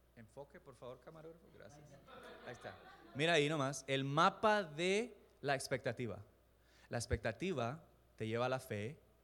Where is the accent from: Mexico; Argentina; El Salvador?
El Salvador; Yo crecí en El Salvador